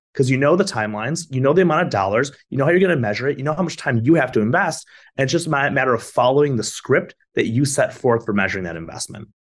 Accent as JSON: {"language": "English", "region": "Michigan", "country": "United States", "moved": "as an adult", "lives_now": "Florida, United States", "said": "Michigan, where I'm from"}